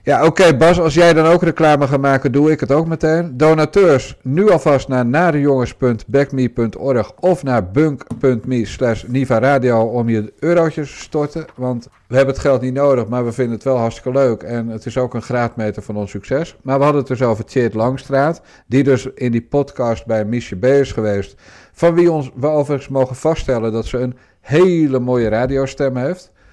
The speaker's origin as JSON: {"language": "Dutch", "town": "Rotterdam", "region": "South Holland", "country": "Netherlands", "said": "als Rotterdammer."}